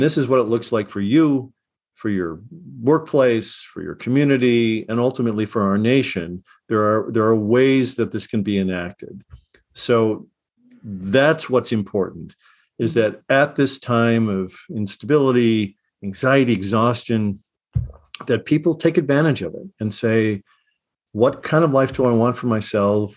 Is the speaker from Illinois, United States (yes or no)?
yes; Chicago, Illinois, United States; I grew up in Chicago in the late sixties